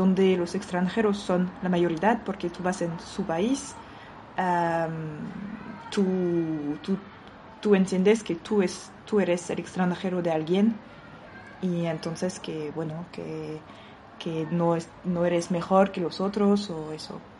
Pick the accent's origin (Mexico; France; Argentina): France; Spanish is a second language; now in Málaga, Spain; Aquí en Málaga, de, bueno, yo soy francesa, de lo que yo veo